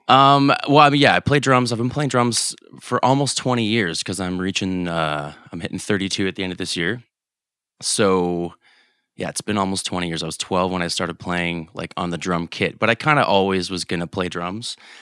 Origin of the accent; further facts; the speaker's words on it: Canada; we're Canadian